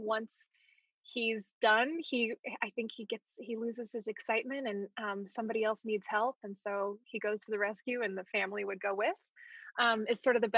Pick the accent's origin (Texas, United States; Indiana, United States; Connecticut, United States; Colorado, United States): Colorado, United States; also born or lived in Palo Alto, California / Pasadena / Virginia / Hawaii; I was born in Palo Alto, California, and then moved from there to Pasadena, then to Virginia, then to Colorado, then to Hawaii, then back to Colorado.